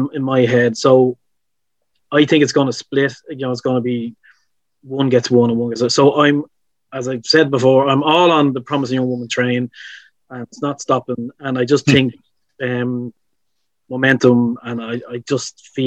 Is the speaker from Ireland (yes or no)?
yes; Ireland; I'm Irish